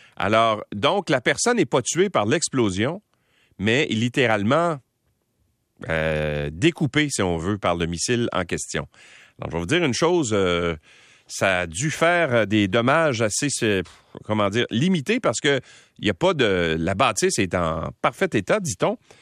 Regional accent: Quebec, Canada; chez nous au Québec

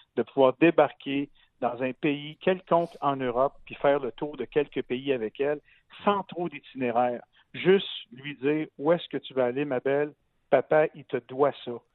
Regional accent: Gatineau, Quebec, Canada; moved away as an adult; also born or lived in Montreal; un petit gars de Gatineau qui, euh, qui avait roulé sa bosse dans le monde de la radio

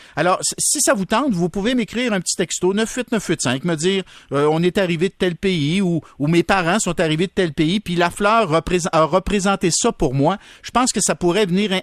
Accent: Berthierville, Quebec, Canada; je viens de la région de Berthierville

